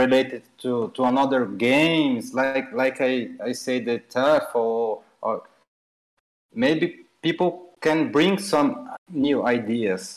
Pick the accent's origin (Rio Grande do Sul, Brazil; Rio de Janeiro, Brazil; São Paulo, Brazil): São Paulo, Brazil; English is a second language; Cidade de São Paulo. That is my hometown there